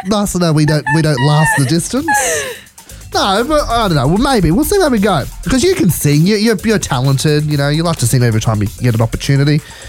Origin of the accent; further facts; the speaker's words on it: Blacktown, New South Wales, Australia; I'm from Blacktown. So I was born there.